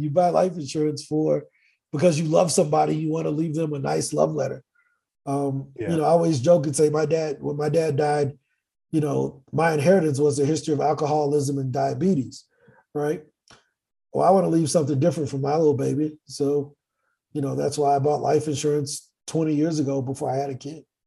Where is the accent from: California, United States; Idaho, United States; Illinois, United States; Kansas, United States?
Illinois, United States; East St. Louis; moved away as an adult; also born or lived in Virginia Beach; now in Medellin, Colombia; born and raised in East St. Louis